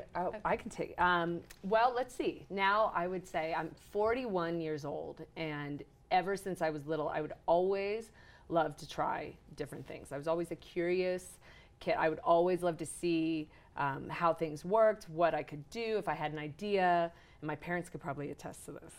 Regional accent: Arizona, United States; also born or lived in California; now in Park City, United States; I grew up in Arizona, and then I loved living at the beach.

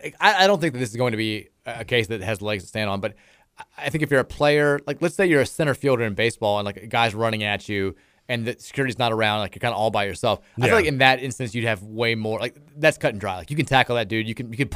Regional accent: California, United States; I'd never been to Kentucky. I had no expectations. I'm from California.

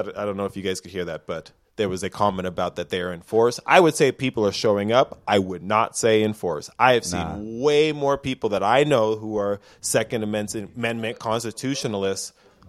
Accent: United States; I'm an American.

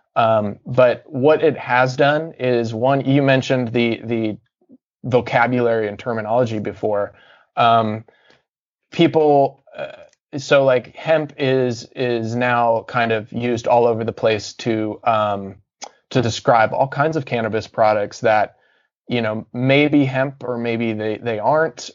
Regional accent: Cincinnati, Ohio, United States; born or raised there; also born or lived in Atlanta, Georgia / Deep South

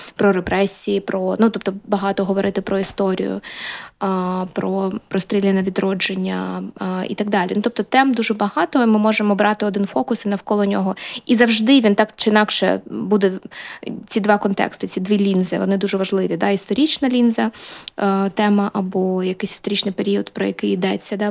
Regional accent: Luhansk, Luhansk Oblast, Ukraine; now in Kyiv, Ukraine; Я з Луганська

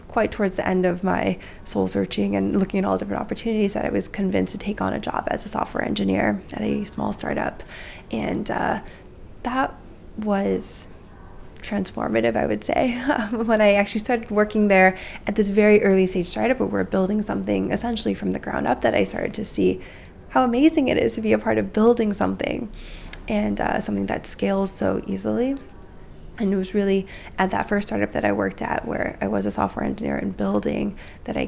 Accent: the Bay Area, California, United States; also born or lived in Mountain View; I grew up in the Bay Area.

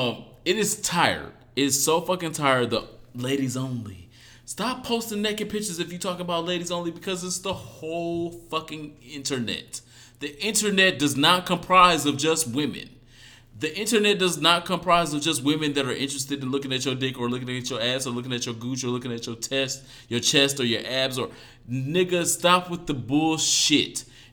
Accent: Detroit, Michigan, United States; also born or lived in Dallas / Dominican Republic; And I'm from Detroit, by the way of Dallas, by the way of Dominican Republic.

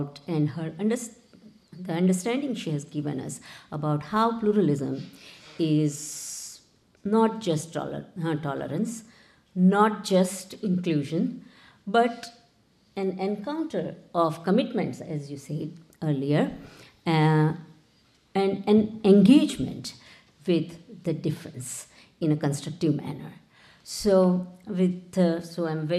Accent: India; now in United States; I grew up in India, so I knew the model of pluralism that prevails there

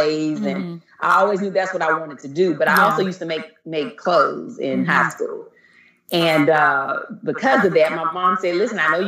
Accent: Eden, North Carolina, United States; moved away as an adult; now in Los Angeles, United States; I grew up in North Carolina, a little small town called Eden

